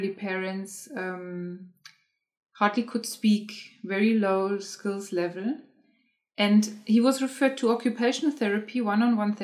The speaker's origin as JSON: {"language": "English", "country": "Germany", "tie": "born or raised there", "moved": "yes", "said": "I am originally from Germany, and I grew up in Germany, and I studied in Germany."}